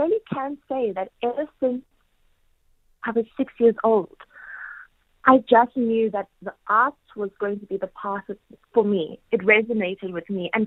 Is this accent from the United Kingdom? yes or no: no; South Africa; moved away as an adult; now in New York City, United States; I'm home from New York City